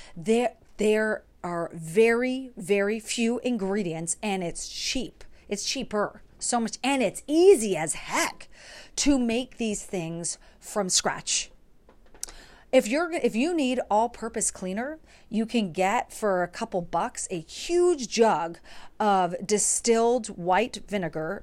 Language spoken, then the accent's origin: English; New York, United States; moved away as an adult; now in Pittsburgh, United States; I am originally from New York. I moved, I was there from two thousand three to twenty twenty-two, and now I currently live in Pittsburgh